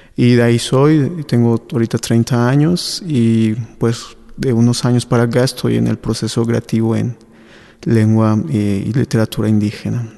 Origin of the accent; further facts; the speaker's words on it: San Esteban Atatlahuca, Oaxaca, Mexico; soy de un pueblito, de una mixteca alta. Se llama alta porque es de montañas. Entonces, ahí nací